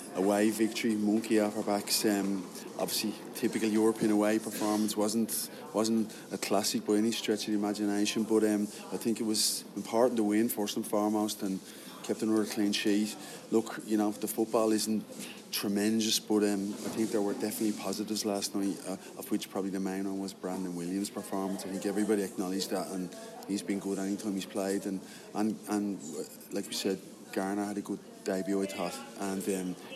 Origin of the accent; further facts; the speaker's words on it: Ireland; back home in my hometown